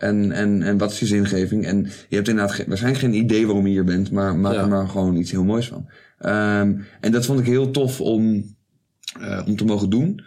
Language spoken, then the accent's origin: Dutch; Zoetermeer, South Holland, Netherlands; ik kom oorspronkelijk uit Soetermeer